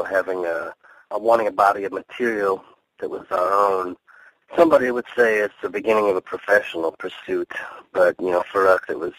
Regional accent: Iowa, United States; also born or lived in Tucson, Arizona; now in Minneapolis, United States; you grew up in Iowa like we did

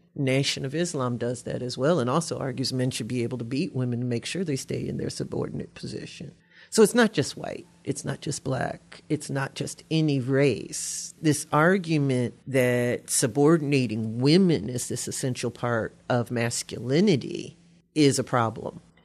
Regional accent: Louisiana, United States; also born or lived in Ohio; now in Eau Claire, United States; I'm from Louisiana. We don't pronounce anything properly

